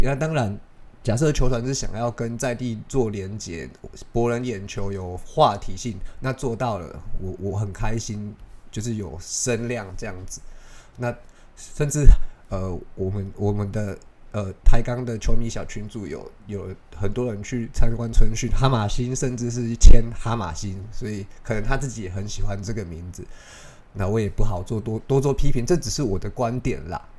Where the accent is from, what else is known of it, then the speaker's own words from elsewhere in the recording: Taiwan; 我不是华裔，我算是就是外国人，对他们来说我就是外国人。那我们台湾人有一个习惯是